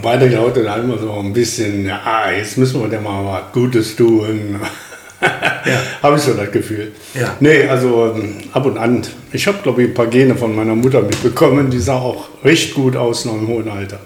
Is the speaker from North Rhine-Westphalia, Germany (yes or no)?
yes; Krefeld, North Rhine-Westphalia, Germany; moved away; also born or lived in Uerdingen; geboren in Uerdingen, aber äh, Oppum aufgewachsen.